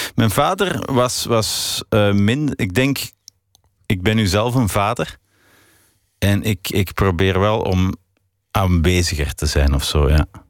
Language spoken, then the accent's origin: Dutch; Belgium; also born or lived in Paris; ik ben een muzikant uit België